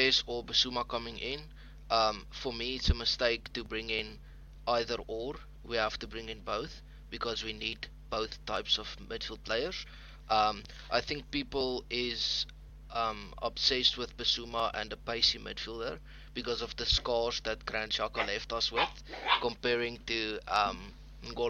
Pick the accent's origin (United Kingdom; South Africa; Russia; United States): South Africa; I'm from South Africa